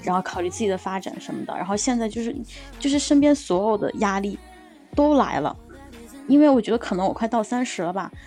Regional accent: southern China, China; now in Beijing, China; 因为我现在在北京嘛，然后我的家乡其实， 嗯， 在一个南方的城市

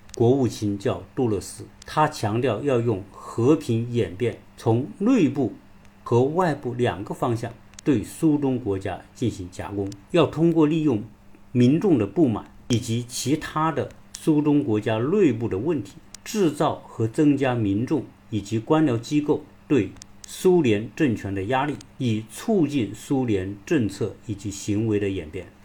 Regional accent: China; 我们中国人都很熟悉

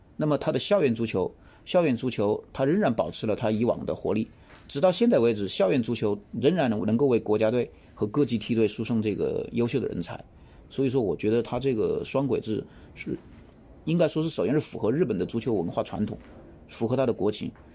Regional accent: China; 尤其是对于我们中国人来说

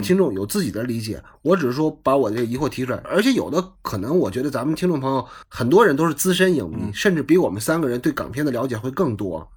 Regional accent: China; 最佳影片、最佳导演、最佳男主角从来就没有给过咱们内地人

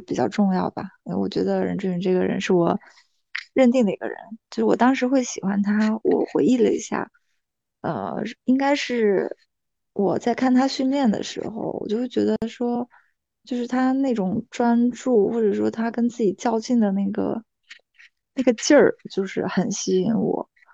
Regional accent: Shandong, China; moved away as an adult; also born or lived in Beijing; now in Fujian, China; 我是山东人嘛，然后那其实我从来都没有去过南方

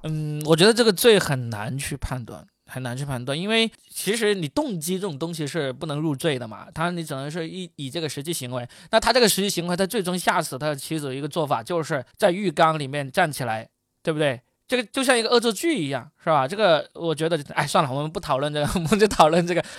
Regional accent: China; 我们中国人还没走呢

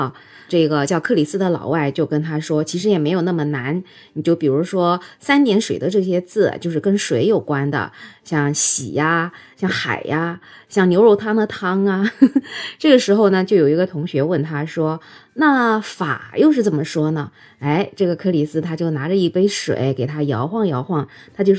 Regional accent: China; 所以你说怪不怪？我一个中国人从外国人那里学到了关于中文字的这种解释。

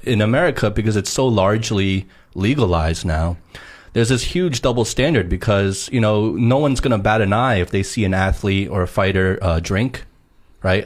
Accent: New Jersey, United States; I uh, grew up in Jersey

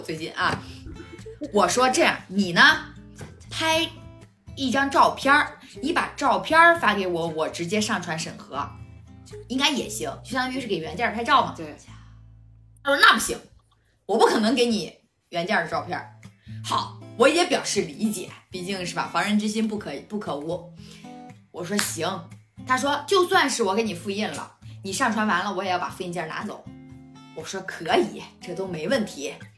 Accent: Hebei, China; moved away; 回了一趟我的老家，回了一趟河北

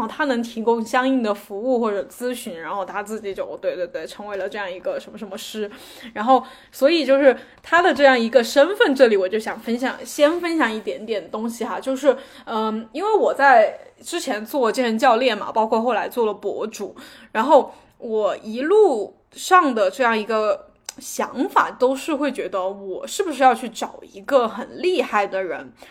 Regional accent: China; 我们中国人

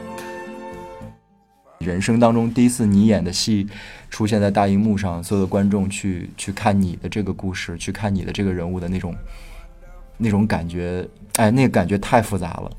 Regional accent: Northeast China, China; 我是东北人

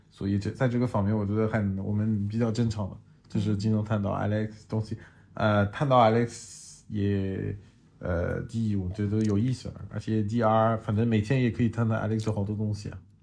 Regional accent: France; Chinese is a second language; now in Shanghai, China; 我是来自法国，呃，长期住在上海

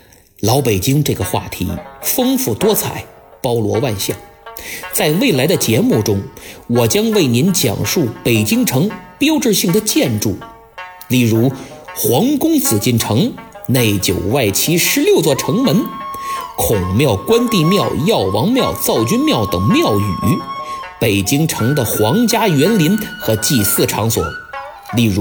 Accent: Beijing, China; 作为一个北京人，我时常感觉自己生活在一个既魔幻又现实的大城市里。

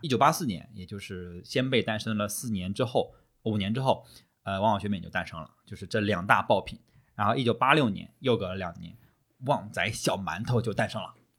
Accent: Shandong, China; 我们山东人就是吃的就比嗯。较 能有吃酱的那种风味，就比较少那个甜咸混搭

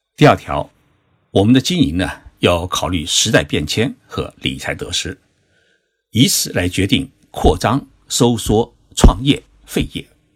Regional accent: Zhoushan, Zhejiang, China; moved away; 在我的老家浙江省舟山市参加两会

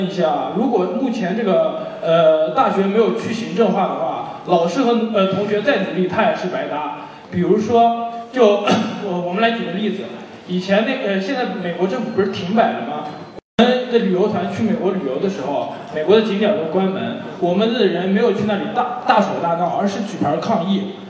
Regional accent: China; 我们一部分人，就是我们中国人，在两种不同的制度下，会呃出现两种不同的现象。

